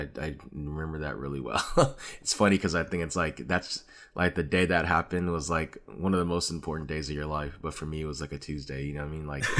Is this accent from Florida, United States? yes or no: no; Hawthorne, California, United States; also born or lived in Lenox / Carson; For context, I grew up like in Hawthorne and Lenox and moved to Carson.